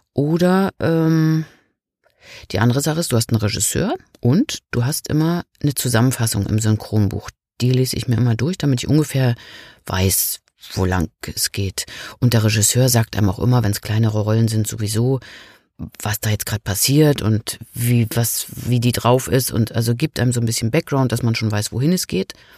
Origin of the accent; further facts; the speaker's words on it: Rügen, Mecklenburg-Vorpommern, Germany; Das ist ja auch ein bisschen meine Heimat da auf Rügen